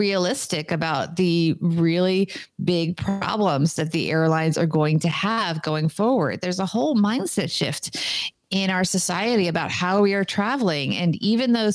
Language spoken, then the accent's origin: English; New Jersey, United States; now in New York, United States; I grew up in New Jersey